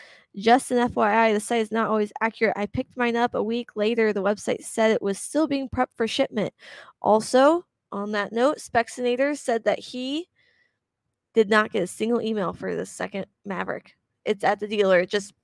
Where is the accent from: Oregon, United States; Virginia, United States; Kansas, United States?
Kansas, United States; We're from Kansas, you know, we're here to help each other out.